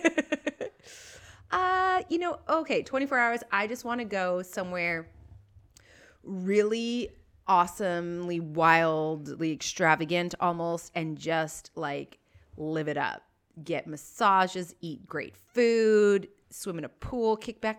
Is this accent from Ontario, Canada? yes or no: no; Kelowna, British Columbia, Canada; also born or lived in Calgary; Kelowna, my hometown